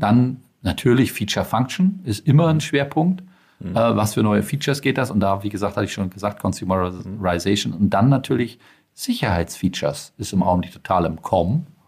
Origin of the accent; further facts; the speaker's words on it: Schleswig-Holstein, Germany; ich bin aus Schleswig-Holstein